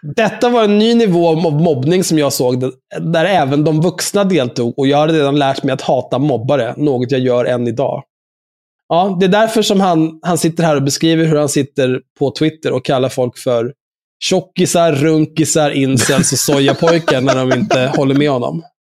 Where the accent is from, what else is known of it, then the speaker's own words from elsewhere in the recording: Stockholm, Stockholm County, Sweden; Jag är ju uppvuxen på Söder, där folk är no-, någorlunda normala.